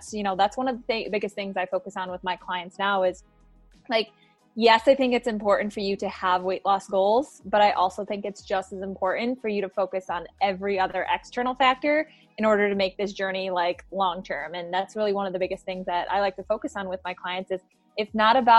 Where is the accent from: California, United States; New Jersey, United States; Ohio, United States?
Ohio, United States; now in Scottsdale, United States; I am originally from Ohio